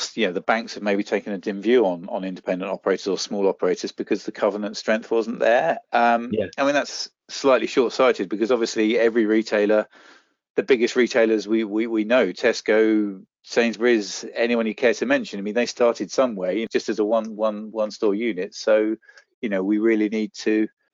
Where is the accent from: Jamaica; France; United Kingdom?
United Kingdom; Guildford, South East England; my hometown of Guildford